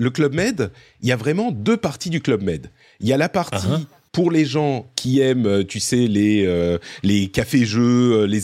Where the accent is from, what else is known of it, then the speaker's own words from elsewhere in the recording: Cannes, Provence-Alpes-Côte d'Azur, France; je suis originaire de Cannes, je suis totalement d'accord, Patrick.